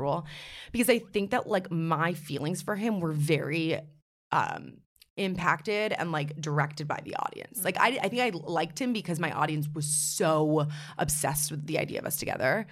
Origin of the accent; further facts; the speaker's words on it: New York City, New York, United States; I'm from New York City, born and raised.